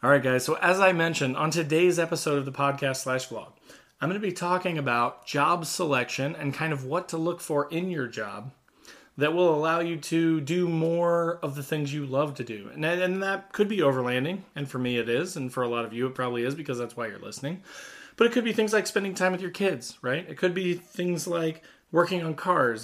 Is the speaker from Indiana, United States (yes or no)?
yes; Southern Indiana, United States; I grew up in Southern Indiana.